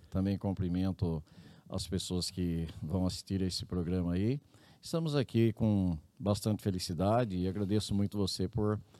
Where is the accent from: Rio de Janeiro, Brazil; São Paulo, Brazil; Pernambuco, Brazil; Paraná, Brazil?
São Paulo, Brazil; Areiópolis; born there; Eu nasci mesmo no, aqui no interior do estado de São Paulo, uma cidadezinha bem pequenininha, que quando eu falo, quase ninguém conhece de tão pequena que é. é chama Areiópolis.